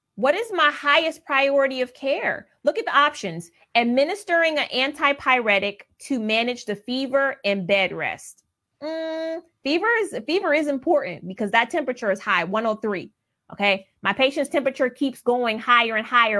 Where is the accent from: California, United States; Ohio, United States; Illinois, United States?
Ohio, United States; I'm from Ohio in the Midwest